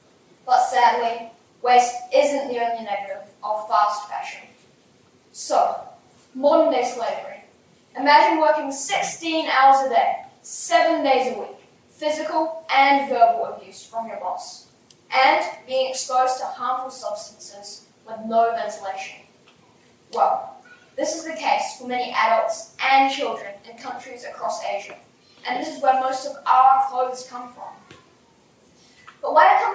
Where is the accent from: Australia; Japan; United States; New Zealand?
New Zealand; Christchurch, Canterbury; from Christchurch, New Zealand.